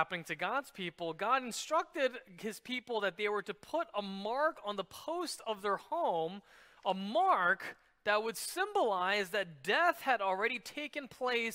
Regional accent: New York City, New York, United States; I grew up in New York City, and many of my friends were Jewish

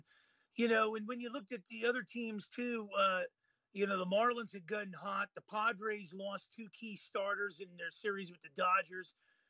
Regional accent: Pittsburgh, Pennsylvania, United States; my hometown Pirates

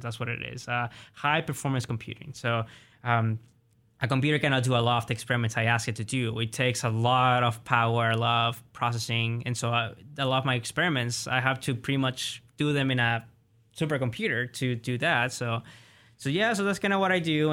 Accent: Colima, Mexico; also born or lived in Oklahoma, United States; now in United States; in my hometown, Colima, because I'm from the west of Mexico

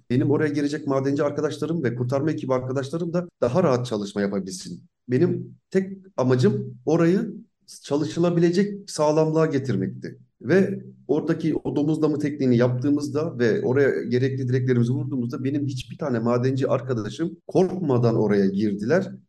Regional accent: Zonguldak, Turkey; Zonguldaklıyım. Burada doğdum büyüdüm.

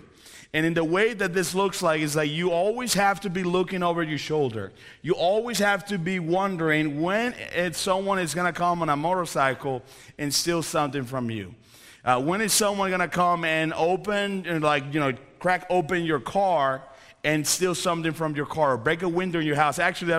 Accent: Coventry, West Midlands, United Kingdom; now in United States; No, I'm from Coventry, so I can say that. But anyways, that is a reality of where I was born.

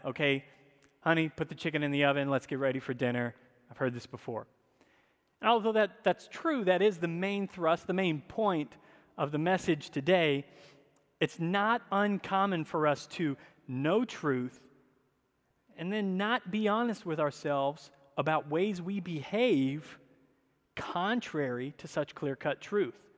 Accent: the South, United States; I grew up in the South

